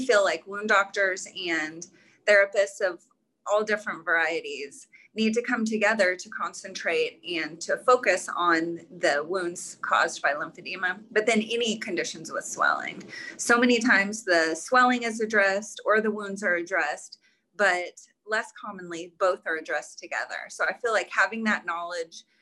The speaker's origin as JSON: {"language": "English", "town": "Dallas", "region": "Texas", "country": "United States", "tie": "born or raised there", "said": "I grew up in the Dallas area"}